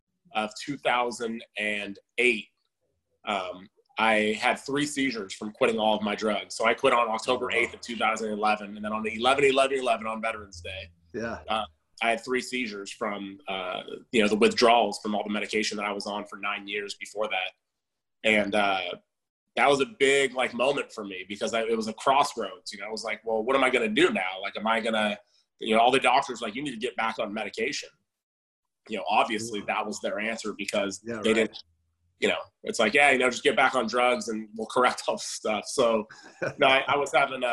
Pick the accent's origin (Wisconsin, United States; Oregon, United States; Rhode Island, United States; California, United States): California, United States; Southern; I was born in California, Southern California, and spent most of my life here.